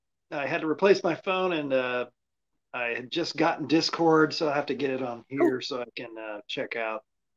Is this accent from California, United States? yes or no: yes; California, United States; I'm actually not typical Californian because I actually grew up on a cattle ranch